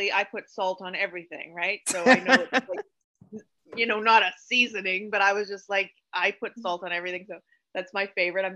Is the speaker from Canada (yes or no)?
yes; Canada; being a Canadian author